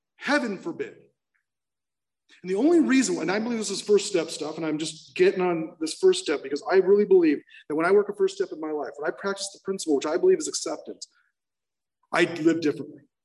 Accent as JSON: {"language": "English", "town": "San Clemente", "region": "California", "country": "United States", "said": "I ended up in rehab in Laguna Beach because I'm from San Clemente"}